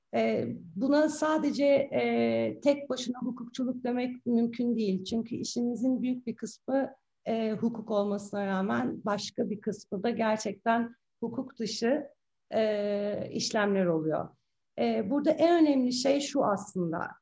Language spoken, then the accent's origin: Turkish; Istanbul, Turkey; İstanbul doğumluyum 1974